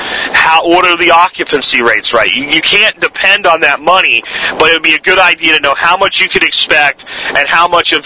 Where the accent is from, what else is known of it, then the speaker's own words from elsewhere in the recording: Pottsville, Pennsylvania, United States; moved away; where I grew up in Pottsville